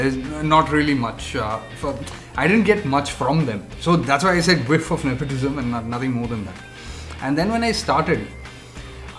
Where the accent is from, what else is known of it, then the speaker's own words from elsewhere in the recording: Bangalore, Karnataka, India; we are from Bangalore